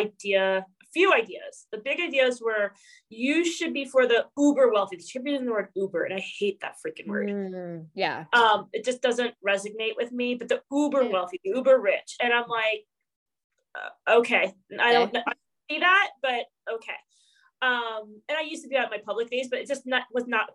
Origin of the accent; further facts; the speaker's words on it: New York, United States; I'm from New York